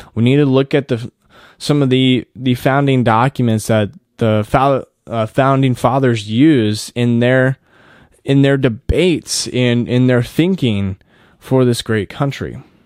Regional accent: United States; us as American citizens

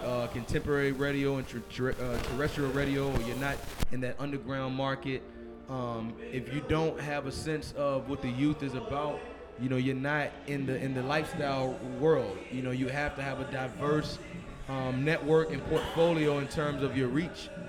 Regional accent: Richmond, Virginia, United States; I'm from Richmond, born and raised

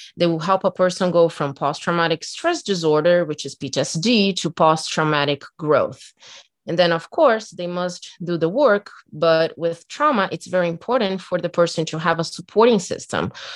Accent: Brazil; English is a second language; moved away; I'm from Brazil

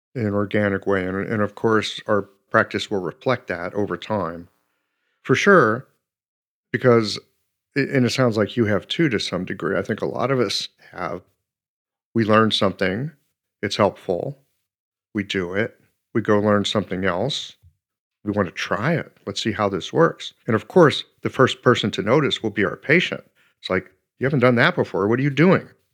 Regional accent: United States; being an American

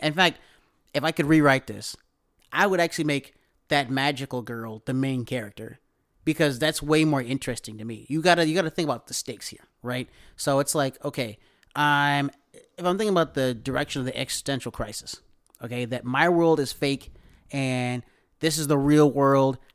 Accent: the South, United States; we might be from the country, but, like, we're from the South

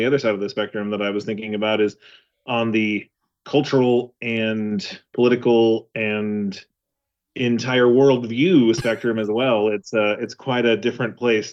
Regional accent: Western Kansas, United States; I am from a very small town in Western Kansas.

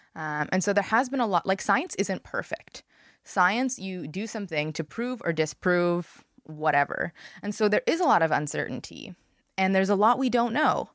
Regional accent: Montreal, Quebec, Canada; moved away as an adult; I grew up in Montreal, and I moved here when I was eighteen

